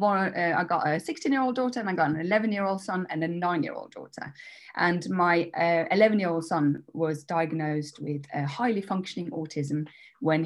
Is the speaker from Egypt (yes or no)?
no; Norway; moved away as an adult; also born or lived in Denmark; now in England; I'm half Danish, half Norwegian, which is, so I was brought up in Norway